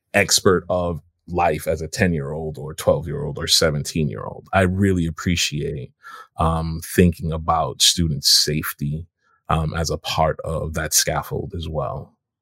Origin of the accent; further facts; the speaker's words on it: Jamaica; now in United States; as a Jamaican immigrant